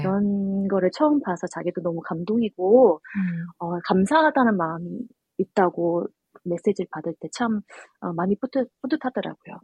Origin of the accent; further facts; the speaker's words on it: Australia; also born or lived in South Korea; 호주에서는 네. 처음 제사를 지내다 보니